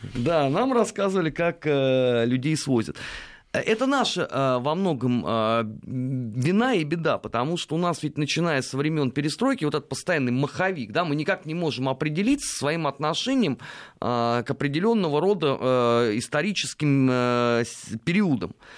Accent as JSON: {"language": "Russian", "region": "Moscow", "country": "Russia", "tie": "born or raised there", "said": "я как бы коренной москвич"}